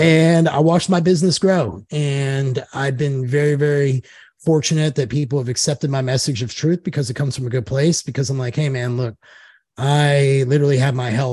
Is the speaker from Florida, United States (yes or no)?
no; Knoxville, Tennessee, United States; moved away as an adult; also born or lived in Joplin, Missouri; now in Nashville, United States; I'm from Knoxville, Tennessee. I was born in Joplin, but grew up in Knoxville